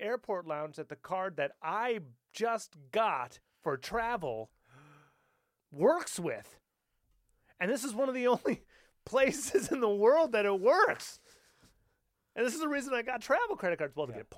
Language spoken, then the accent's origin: English; United States; I'm American.